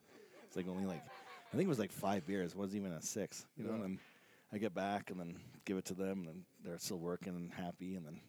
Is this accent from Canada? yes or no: yes; Canada; I'm considerate Canadian.